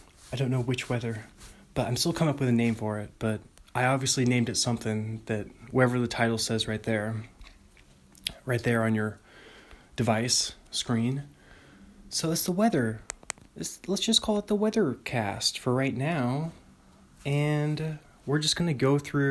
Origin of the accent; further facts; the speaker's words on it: Bothell, Washington, United States; Bothell, my hometown, Bothell, Washington